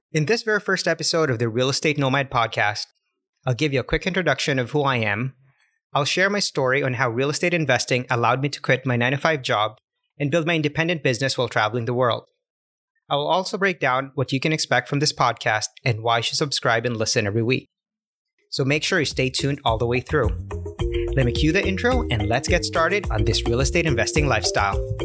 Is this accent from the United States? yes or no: no; Canada; moved away; also born or lived in Cartagena, Colombia; As a Canadian